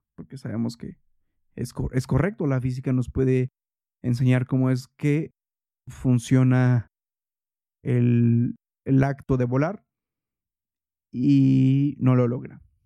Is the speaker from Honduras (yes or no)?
no; Toluca, State of Mexico, Mexico; yo crecí en Toluca